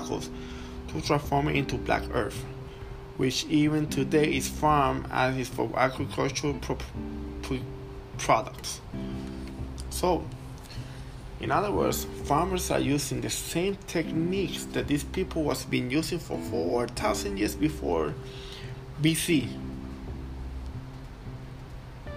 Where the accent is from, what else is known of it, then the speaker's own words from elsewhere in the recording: Puerto Rico; I'm from Puerto Rico.